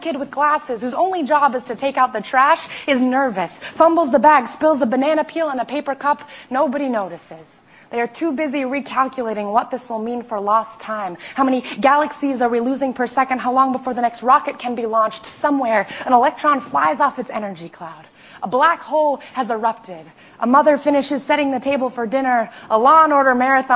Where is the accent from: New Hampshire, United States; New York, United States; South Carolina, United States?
New York, United States; New York City; I grew up in New York City